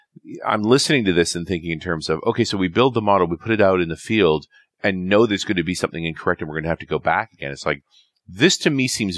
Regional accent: Canada; As a Canadian who arrives in Australia

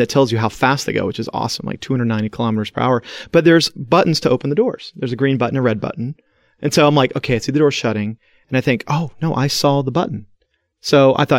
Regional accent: United States; I'm an American

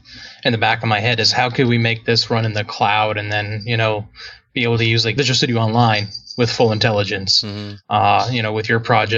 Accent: Edmonton, Alberta, Canada; now in Raleigh, United States; I'm originally from Edmonton

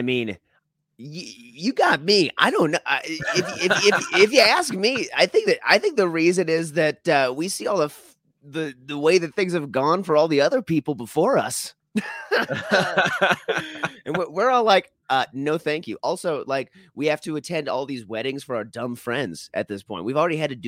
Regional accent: Minnesota, United States; as a Minnesotan

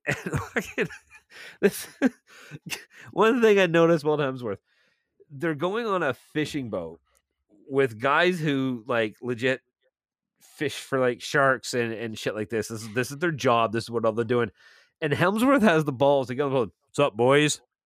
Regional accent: Milton, Ontario, Canada; moved away as an adult; now in St. Catharines, Canada; I I now live in St. Catharines, and this is a guy in my hometown of Milton

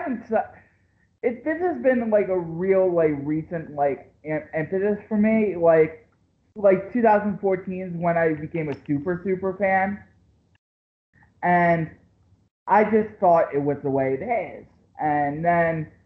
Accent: Philadelphia, Pennsylvania, United States; I'm from Philadelphia. Okay. I'm right outside of Philadelphia.

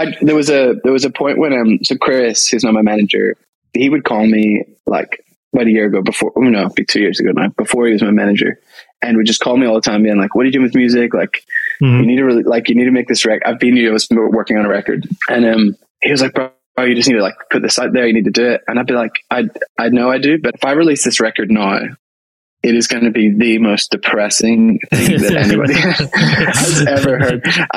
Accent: Ireland; I grew up in Salvation Army back in Ireland.

